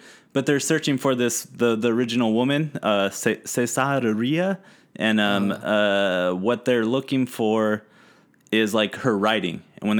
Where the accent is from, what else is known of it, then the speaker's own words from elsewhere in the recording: San Bernardino, California, United States; accent: California; first language English; now in Los Angeles, United States; I'm a California native. Okay. Yeah, I'm from San Bernardino.